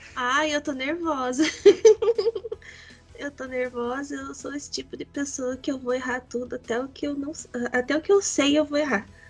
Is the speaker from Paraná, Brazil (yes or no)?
yes; Paraná, Brazil; eu sou do Paraná